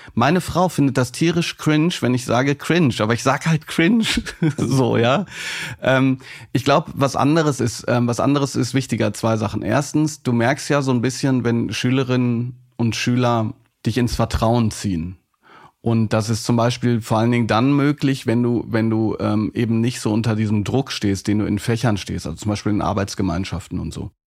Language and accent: German; Hagen, North Rhine-Westphalia, Germany; ich bin in Hagen groß geworden